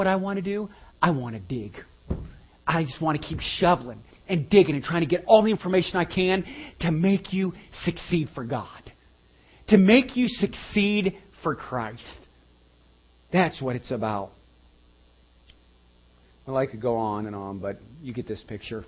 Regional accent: United States; We're Americans.

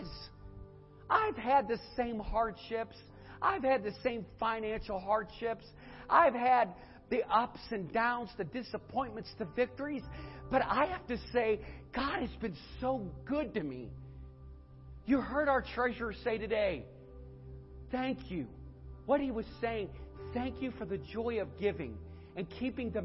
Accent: United States; I'm an American

